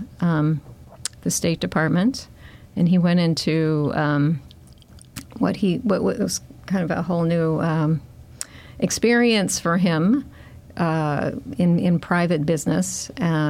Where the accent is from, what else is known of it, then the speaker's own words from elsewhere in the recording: United States; how I see myself as an American